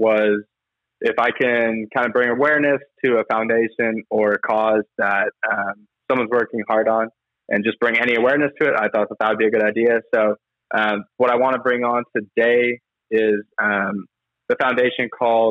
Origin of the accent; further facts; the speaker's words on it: Arizona, United States; So yes, I'm from Arizona, live in Tempe.